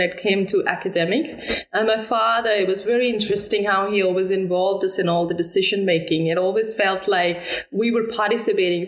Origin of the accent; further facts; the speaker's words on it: Amritsar, Punjab, India; moved away as an adult; also born or lived in Delhi; I've grown up in northern part of India, Punjab, Amritsar